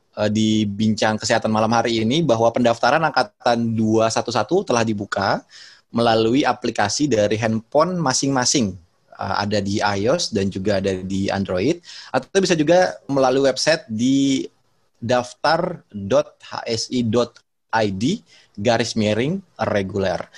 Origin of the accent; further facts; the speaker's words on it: West Java, Indonesia; Saya orang Sunda juga sebetulnya.